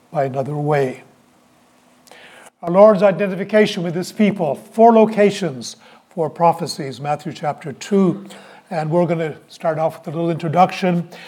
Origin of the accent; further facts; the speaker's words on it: Halifax, Nova Scotia, Canada; moved away; also born or lived in Toronto / Saint John; I was born in Toronto. When I was nine months old, I had the good sense to say to my parents, We're leaving this place. And our family moved to Halifax. And I lived in Halifax